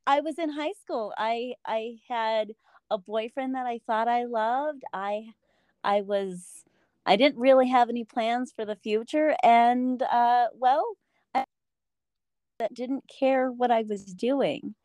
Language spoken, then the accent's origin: English; Denver, Colorado, United States; I'm from Denver, Colorado.